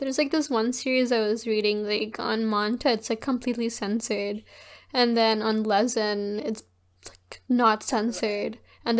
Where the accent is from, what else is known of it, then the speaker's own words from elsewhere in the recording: South Korea; moved away; I grew up in Korea